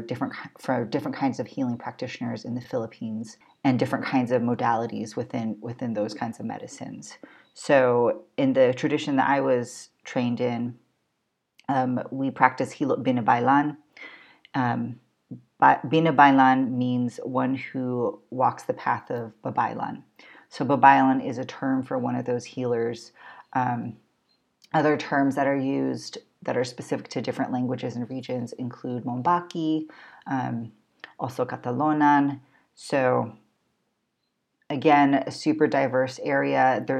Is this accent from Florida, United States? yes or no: no; Baltimore, Maryland, United States; born or raised there